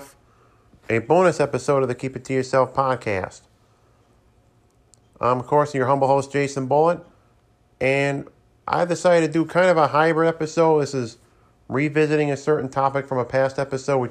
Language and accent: English; Saratoga Springs, New York, United States; moved away; I was up in Saratoga Springs, my hometown